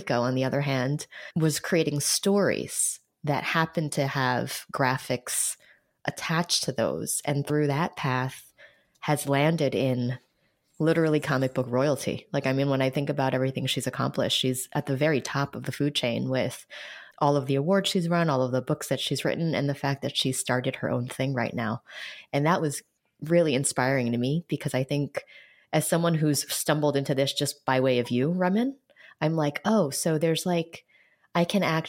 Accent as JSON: {"language": "English", "town": "New York City", "region": "New York", "country": "United States", "tie": "born or raised there"}